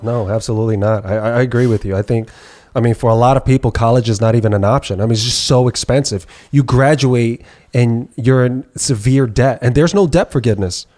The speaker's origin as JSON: {"language": "English", "town": "New York City", "region": "New York", "country": "United States", "tie": "born or raised there", "said": "I grew up in New York City"}